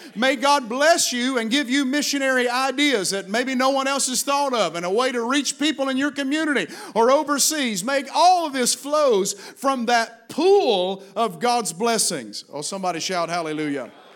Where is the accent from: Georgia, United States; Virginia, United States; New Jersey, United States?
Virginia, United States; Virginia is my home state